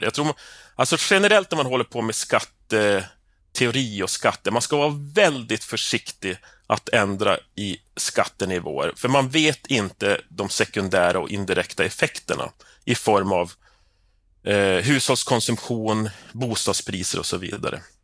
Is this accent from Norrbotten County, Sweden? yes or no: yes; Piteå, Norrbotten County, Sweden; also born or lived in north of Stockholm; now in Stockholm, Sweden; i Piteå, där jag kommer ifrån